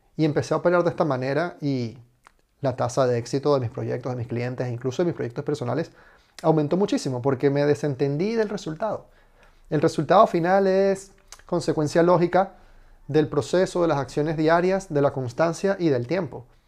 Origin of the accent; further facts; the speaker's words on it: Venezuela; now in Spain; soy inmigrante, vengo de Venezuela